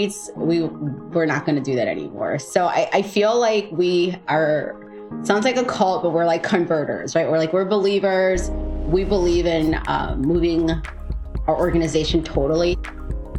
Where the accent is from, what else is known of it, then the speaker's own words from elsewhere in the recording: Chicago, Illinois, United States; I grew up in Chicago, born and raised